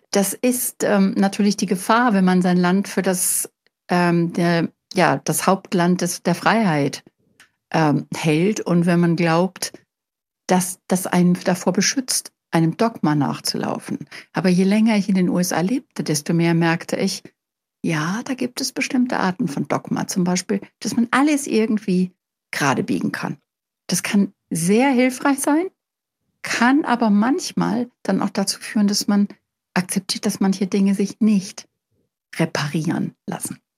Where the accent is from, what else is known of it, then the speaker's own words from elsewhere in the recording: Germany; moved away; also born or lived in United States; als Deutscher